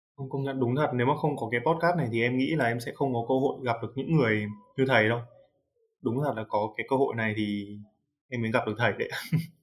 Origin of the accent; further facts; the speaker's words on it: Hanoi, Vietnam; Em là người Hà Nội